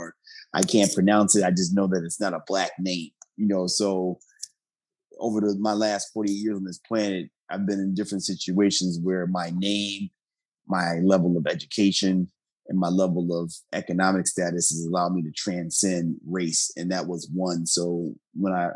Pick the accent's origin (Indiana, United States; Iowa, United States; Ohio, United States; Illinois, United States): Illinois, United States; Bellwood; also born or lived in Kenya; growing up with that name, with my father being Italian American, my mother being Black American, and this is a name, you know, I was given 1974, Bellwood, Illinois, which I'm in a primarily Italian community